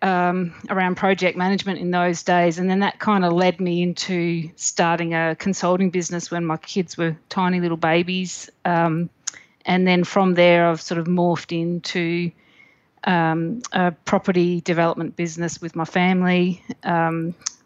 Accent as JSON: {"language": "English", "area": "the Mallee", "region": "South Australia", "country": "Australia", "tie": "born or raised there", "said": "I grew up in the Mallee in South Australia"}